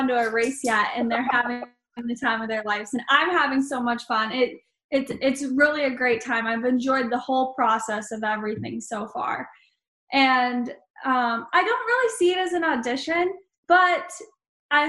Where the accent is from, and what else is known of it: Wisconsin, United States; born or raised there